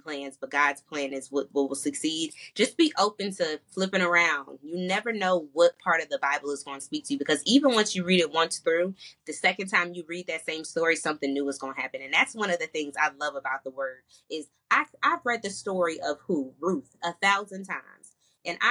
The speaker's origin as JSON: {"language": "English", "region": "New Jersey", "country": "United States", "also_born_or_lived": "North Carolina", "moved": "as an adult", "said": "I'm originally from New Jersey. I came to North Carolina for college."}